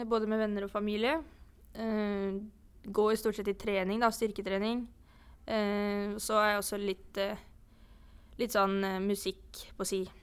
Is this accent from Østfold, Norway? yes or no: no; Eidsvoll, Akershus, Norway; moved away as an adult; also born or lived in Aurskog; now in Sogndal, Norway; Ja, eh, jeg kommer da fra Eidsvoll på Østlandet. Jeg eh, bodde faktisk mitt første år i Aurskog eh, før jeg flytta til Eidsvoll og bodde der siden.